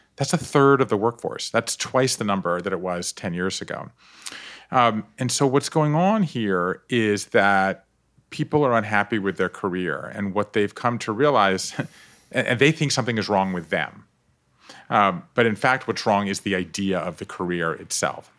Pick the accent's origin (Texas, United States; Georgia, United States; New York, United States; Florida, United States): Georgia, United States; Savannah; moved away; I grew up on the coast of Georgia, not Atlanta